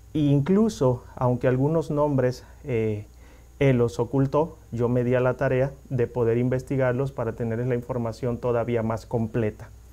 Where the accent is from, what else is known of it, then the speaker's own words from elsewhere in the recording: Mexico; now in United States; los que somos mexicanos y conocemos la historia de México